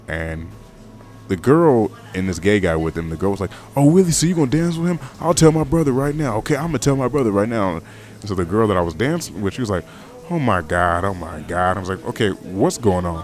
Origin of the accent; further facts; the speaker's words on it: United States; also born or lived in California; I'm American